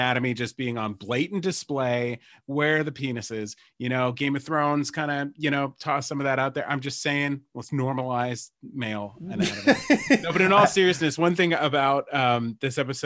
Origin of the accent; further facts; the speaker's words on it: United States; I grew up in New Jersey, Pennsylvania area